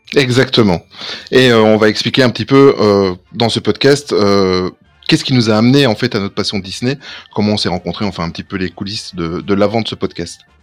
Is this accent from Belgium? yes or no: yes; Belgium; nous sommes belges